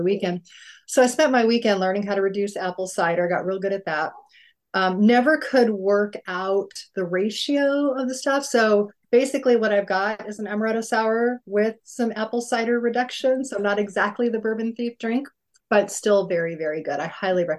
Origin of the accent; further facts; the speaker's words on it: Albuquerque, New Mexico, United States; moved away; I grew up in Albuquerque and I thought that was a nice city